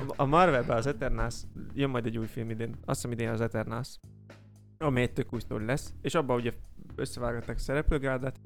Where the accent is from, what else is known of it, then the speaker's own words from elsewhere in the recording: Somogy, Hungary; Somogyi vagyok